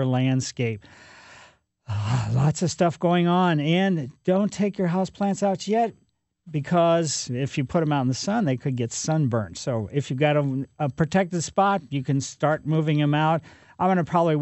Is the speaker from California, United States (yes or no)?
no; Ellisville, Missouri, United States; when I was a kid growing up in Ellisville